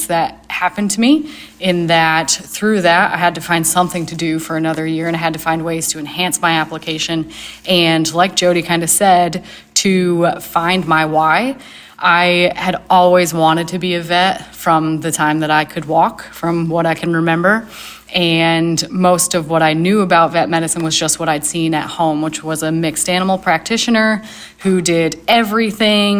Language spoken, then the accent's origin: English; Northern New York, United States; moved away as an adult; also born or lived in Ohio; I am originally from Northern New York. I grew up on a dairy farm